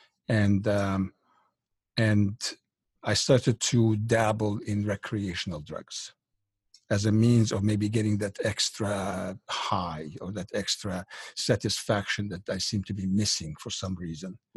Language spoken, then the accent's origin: English; Egypt; moved away; I was born in Egypt back in 1952 in what you would consider kind of a upper middle class, very religious family, as Egypt is in general, quite religious at that time